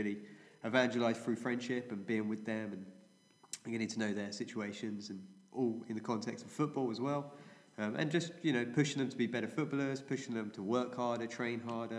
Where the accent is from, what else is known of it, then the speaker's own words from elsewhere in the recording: England, United Kingdom; moved away as an adult; now in Trinidad, Trinidad and Tobago; I'm from England, in Europe